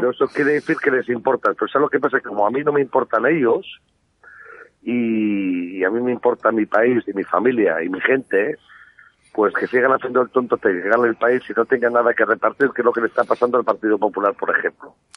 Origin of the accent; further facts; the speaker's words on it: Basque Country, Spain; a los vascos como parte de España que éramos